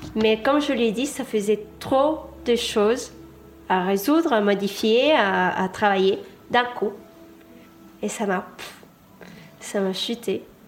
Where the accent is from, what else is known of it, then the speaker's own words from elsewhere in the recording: Argentina; moved away; Je viens d'Argentine.